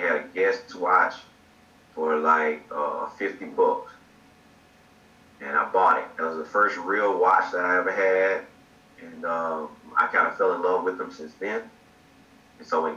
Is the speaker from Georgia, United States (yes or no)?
yes; Georgia, United States; moved away as an adult; now in Virginia, United States; I'm actually from Georgia